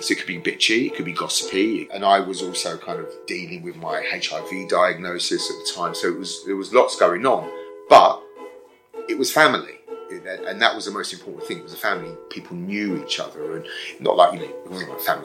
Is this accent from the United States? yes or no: no; London, United Kingdom; I was born and raised in Brixton